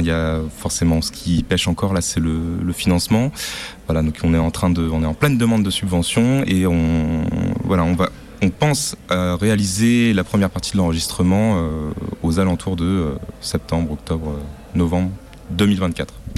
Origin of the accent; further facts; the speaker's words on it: Brittany, France; comme je suis breton aussi